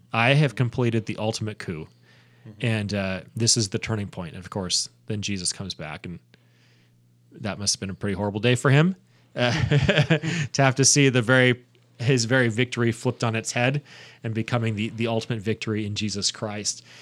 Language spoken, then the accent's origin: English; United States; as an American